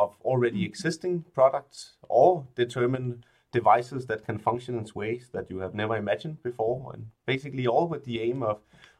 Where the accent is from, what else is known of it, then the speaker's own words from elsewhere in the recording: Denmark; I'm from Denmark, so it's really natural that I started playing with Legos at a really young age